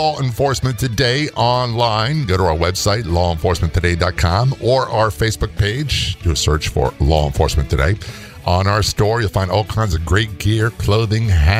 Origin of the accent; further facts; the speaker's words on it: Virginia, United States; I grew up in Virginia